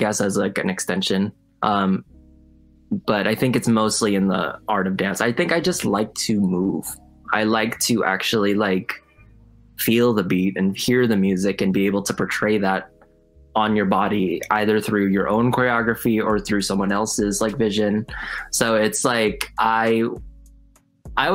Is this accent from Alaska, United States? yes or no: no; California, United States; I was raised obviously in California